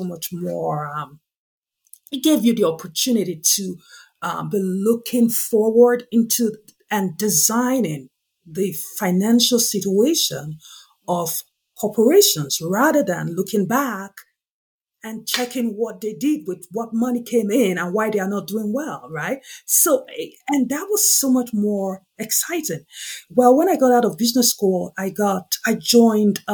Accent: Nigeria; the primary industry in my home country, Nigeria

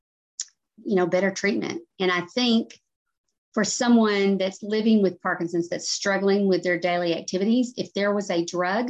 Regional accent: Arkansas, United States; I lived in an area growing up in Arkansas

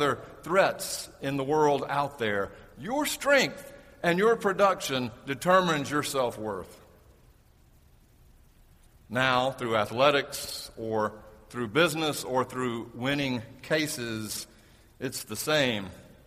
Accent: the South, United States; When I was growing up in the South

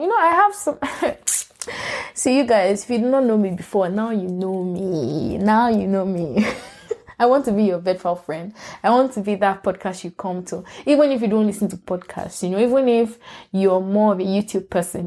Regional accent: Lagos, Nigeria; moved away as an adult; also born or lived in Port Harcourt, Nigeria / Ibadan, Oyo State, Nigeria; now in United States; I was born in Port Harcourt. I grew up in Lagos

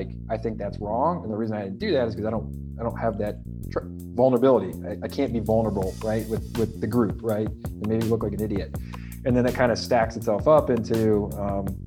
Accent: Ohio, United States; moved away as an adult; also born or lived in Rhode Island; now in New York City, United States; I'm in New York City, but a lot of our company is in Ohio, and I'm originally from Ohio.

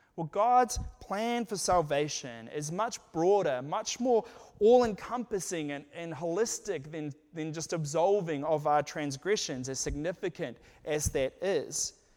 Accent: New Zealand; moved away as an adult; now in United States; I was from New Zealand

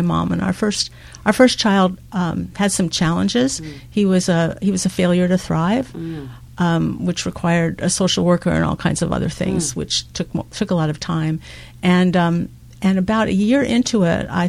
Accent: Phoenix, Arizona, United States; moved away as an adult; also born or lived in Queens, New York; I was born in New York, in Queens. And when I was 8, we moved to Arizona. Okay. So I went to school in Phoenix.

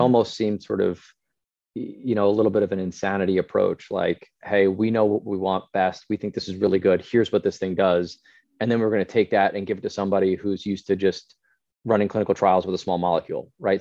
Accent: Scotland, United Kingdom; we're from Scotland

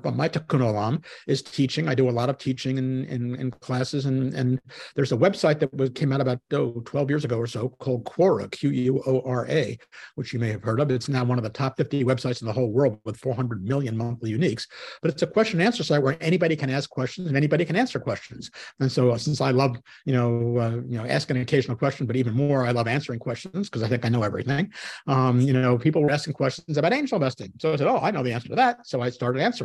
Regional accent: New York City, New York, United States; I'm a New Yorker

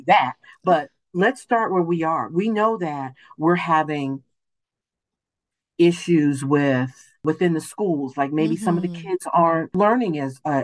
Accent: Cleveland, Ohio, United States; I was born and raised in Cleveland, Ohio

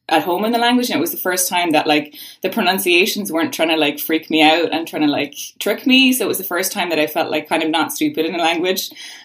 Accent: Ireland; first language English; Born and raised in Ireland, yep.

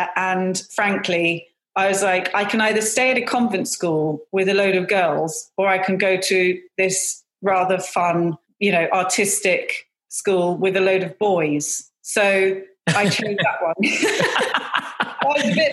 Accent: London, United Kingdom; also born or lived in Hammersmith, London; I was born in Hammersmith in London at Queen Charlotte's Hospital. And I was brought up in Twickenham in Strawberry Hill, which is a beautiful part of London

